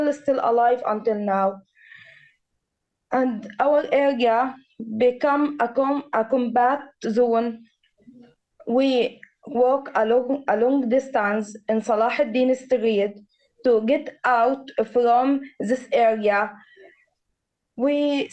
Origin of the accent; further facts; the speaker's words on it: Gaza Strip, Palestine; We are from Gaza